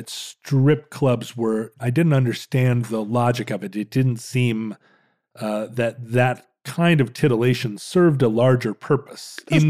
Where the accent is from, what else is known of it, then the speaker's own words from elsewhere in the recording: Alaska, United States; I grew up in Alaska during a pretty wild time in Alaska's history.